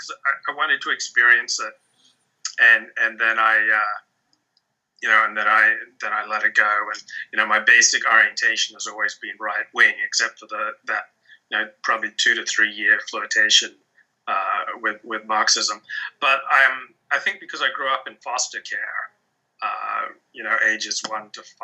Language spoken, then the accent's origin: English; Australia; I'm from Australia